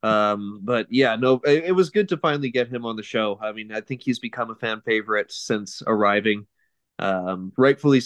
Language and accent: English; Burnaby, British Columbia, Canada; Growing up in a populous area like Vancouver, Burnaby